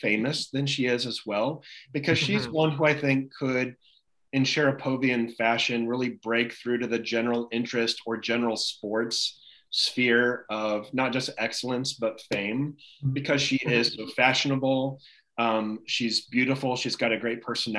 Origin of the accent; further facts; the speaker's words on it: Indianapolis, Indiana, United States; my hometown Indianapolis